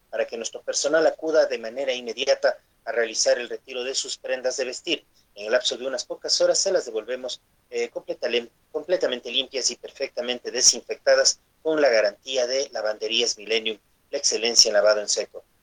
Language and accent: Spanish; Ecuador; de lo que debemos hacer nosotros como ciudadanos como ecuatorianos para enfrentar los retos que vienen justamente detrás del COVID-19.